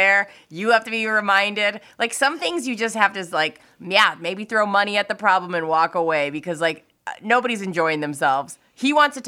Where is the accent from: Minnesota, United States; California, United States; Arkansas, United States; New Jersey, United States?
Minnesota, United States; I'm so Minnesotan